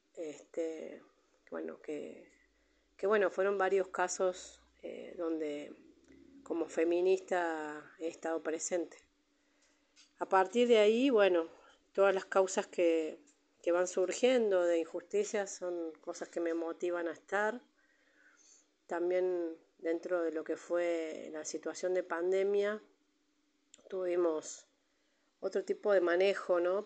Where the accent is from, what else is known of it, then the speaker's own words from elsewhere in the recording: Buenos Aires, Argentina; moved away as an adult; now in Villa Mercedes, Argentina; yo soy de Buenos Aires, hace ya 17 años que estoy acá en Villa Mercedes, vine con mi familia